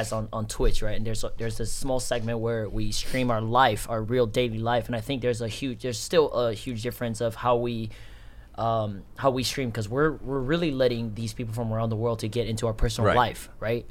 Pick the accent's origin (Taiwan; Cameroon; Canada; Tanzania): Taiwan; moved away; also born or lived in Bay Area, California; I was originally born and raised in Taiwan, and then I immigrated to the Bay Area for like 16 years.